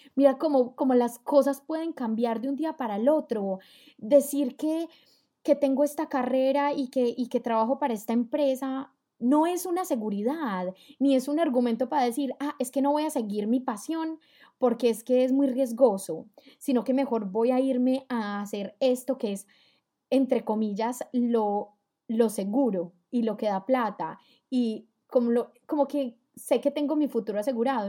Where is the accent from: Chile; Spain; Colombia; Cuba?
Colombia; now in Germany; vivo en Alemania, soy colombiana